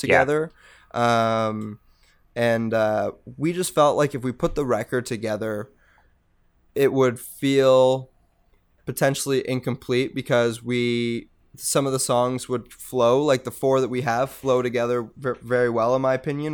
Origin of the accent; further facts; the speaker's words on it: Mississauga, Ontario, Canada; also born or lived in United States; now in Hamilton, Canada; I grew up in Mississauga.